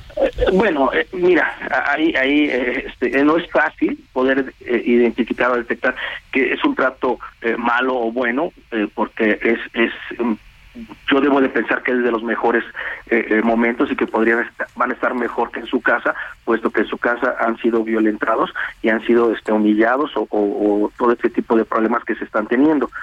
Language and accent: Spanish; Mexico